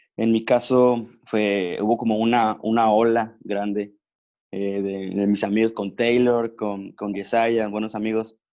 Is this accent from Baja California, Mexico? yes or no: yes; Ensenada, Baja California, Mexico; now in Mexicali, Mexico; actualmente vivimos en Mexicali, pero soy originario de Ensenada, California